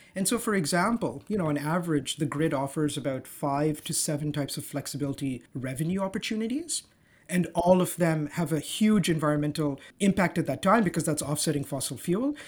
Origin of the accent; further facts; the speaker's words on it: Dubai, United Arab Emirates; also born or lived in Zanzibar; now in Toronto, Canada; I grew up, I was born and raised in Dubai